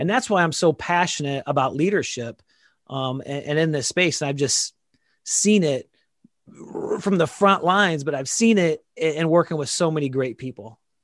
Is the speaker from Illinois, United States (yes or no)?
yes; Dixon, Illinois, United States; became a, a police officer in my hometown now, uh, Dixon, Illinois